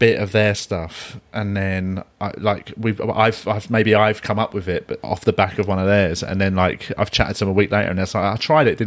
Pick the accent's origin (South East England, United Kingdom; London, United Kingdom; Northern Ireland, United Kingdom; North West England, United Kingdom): London, United Kingdom; I'm from London